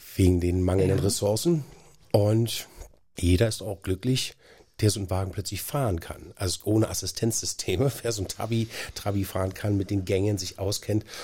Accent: Berlin, Germany; Ich bin halt aufgewachsen in Schöneweide, zwei Straßen von Ernst Busch entfernt

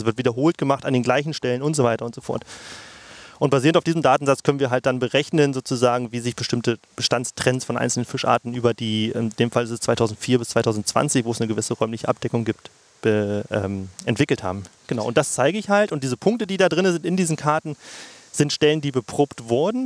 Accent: Mittellandkanal area, Saxony-Anhalt, Germany; moved away as an adult; also born or lived in Leipzig; now in Halle, Germany; ich bin hier groß geworden tatsächlich in der Gegend. Also das ist, äh, der Mittellandkanal ist wahrscheinlich eines meiner Hausgewässer

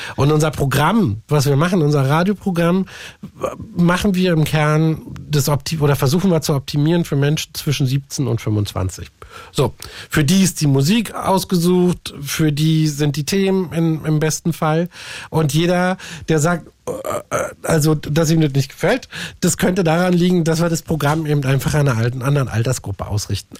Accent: Berlin, Germany; ich komme auch aus Lichtenberg

